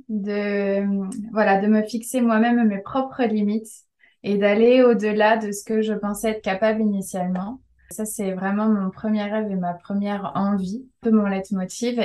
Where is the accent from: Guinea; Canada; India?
India; now in France; mon pays d'origine en Inde